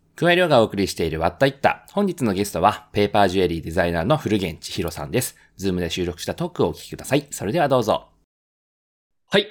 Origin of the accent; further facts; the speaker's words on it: Okinawa, Japan; now in Tokyo, Japan; 沖縄から出てきた僕ら